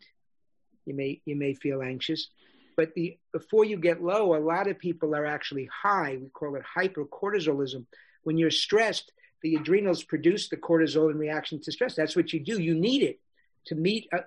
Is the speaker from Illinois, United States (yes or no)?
no; New York City, New York, United States; But I grew up in New York City